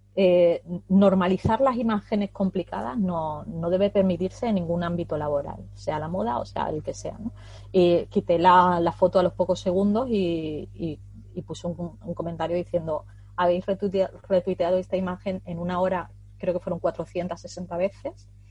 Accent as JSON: {"language": "Spanish", "town": "Huelva", "region": "Andalusia", "country": "Spain", "said": "aquí en la costa de Huelva, porque yo soy de Huelva"}